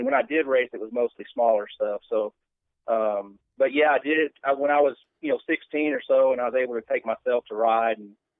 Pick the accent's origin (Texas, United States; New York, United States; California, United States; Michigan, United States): Texas, United States; Kaufman; also born or lived in Dallas, Texas; Well, I was born in Dallas, but we moved to Kaufman so when I was about 5.